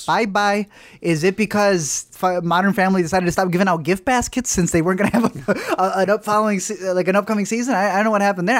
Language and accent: English; United States; obviously we're very American